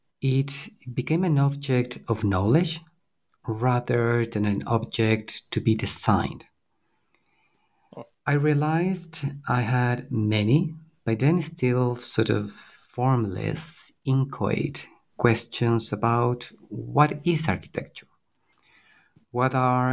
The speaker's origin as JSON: {"language": "English", "town": "Quito", "region": "Pichincha", "country": "Ecuador", "tie": "born or raised there", "said": "Certainly. I was born and raised in Quito. It is where I did my degree in architecture, at Universidad San Francisco de Quito"}